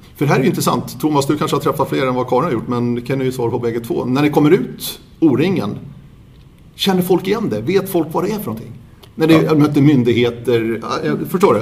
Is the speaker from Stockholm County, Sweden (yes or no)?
yes; Södertörn, Stockholm County, Sweden; Jag är uppvuxen på Södertörn